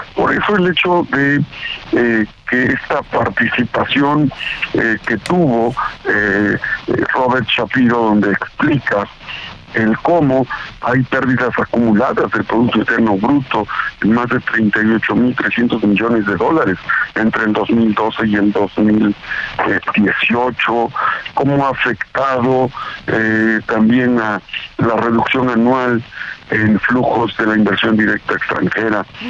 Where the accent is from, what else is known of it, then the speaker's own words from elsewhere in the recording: Izúcar de Matamoros, Puebla, Mexico; yo nací en Izúcar de Matamoros, Puebla